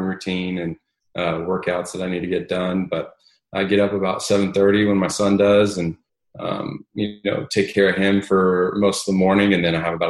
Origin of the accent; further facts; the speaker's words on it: Southern California, United States; moved away as an adult; also born or lived in Ohio / Knightdale, North Carolina; now in Dallas, United States; I grew up in Southern California